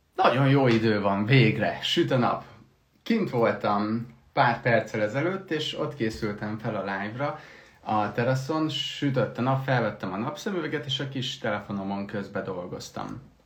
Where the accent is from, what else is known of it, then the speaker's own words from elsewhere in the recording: Heves, Hungary; én meg Heves megyei vagyok